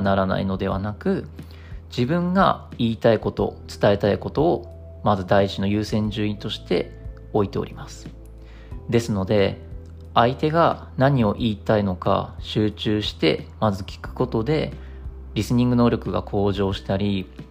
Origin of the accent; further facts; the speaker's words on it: Japan; 我々日本人